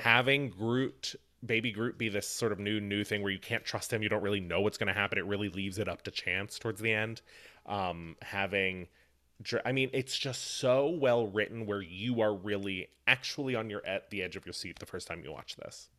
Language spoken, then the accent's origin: English; Appalachia, United States; I am from Appalachia.